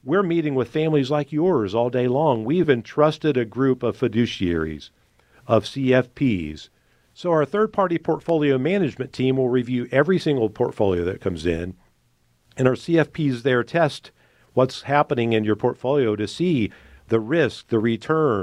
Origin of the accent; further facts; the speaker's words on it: United States; as an American